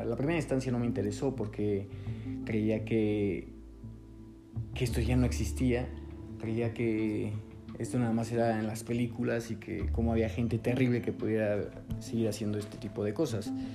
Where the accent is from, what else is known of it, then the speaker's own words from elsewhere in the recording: Mexico; soy documentalista eh, mexicano